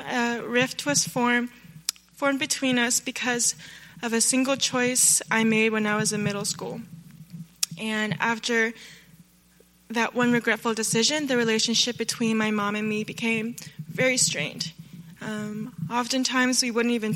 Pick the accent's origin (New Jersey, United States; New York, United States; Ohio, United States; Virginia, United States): Virginia, United States; Northern; moved away; I'm from Northern Virginia